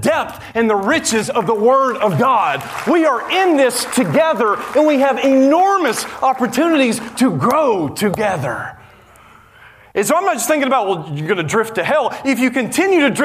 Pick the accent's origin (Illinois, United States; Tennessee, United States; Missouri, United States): Tennessee, United States; Nashville; I grew up in Nashville, Tennessee, where you just check off the boxes